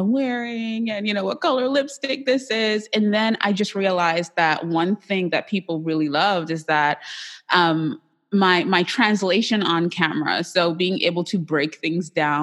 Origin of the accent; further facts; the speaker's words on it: Trinidad & Tobago; I'm Trinidadian